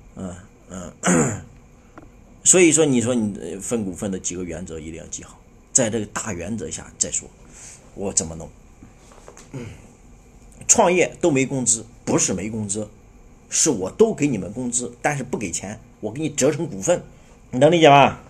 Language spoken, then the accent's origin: Chinese; China; 我们中国人